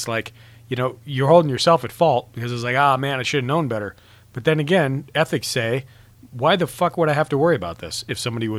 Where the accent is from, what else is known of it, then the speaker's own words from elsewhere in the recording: Montana, United States; moved away; also born or lived in Washington State; I grew up in Montana.